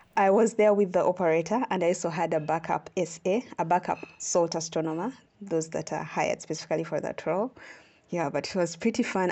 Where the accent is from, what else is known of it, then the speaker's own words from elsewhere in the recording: Uganda; moved away as an adult; now in South Africa; I come from Uganda. I'm an astronomer. I like to say that I'm a Ugandan and an astronomer.